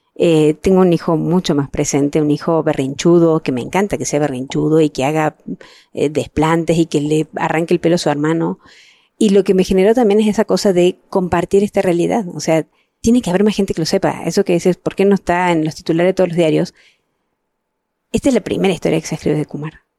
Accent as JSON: {"language": "Spanish", "country": "Mexico", "said": "yo soy mexicana"}